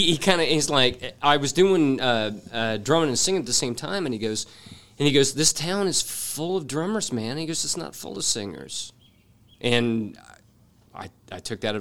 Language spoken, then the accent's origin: English; Worthington, Ohio, United States; So I grew up in Worthington, Ohio, and I played in bands, and I started out as a drummer